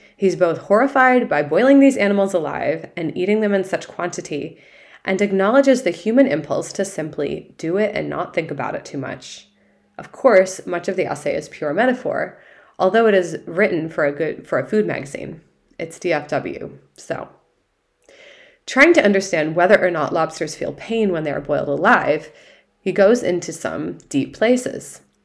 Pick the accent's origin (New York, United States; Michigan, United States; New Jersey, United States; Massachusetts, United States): Massachusetts, United States; my home state